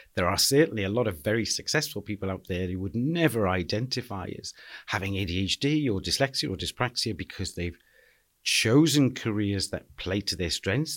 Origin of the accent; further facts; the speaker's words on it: Liverpool, North West England, United Kingdom; I was born and bred in Anfield